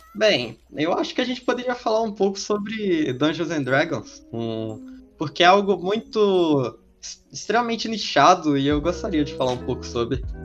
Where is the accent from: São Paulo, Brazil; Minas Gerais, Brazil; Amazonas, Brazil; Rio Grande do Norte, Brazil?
Minas Gerais, Brazil; a gente ser mineiro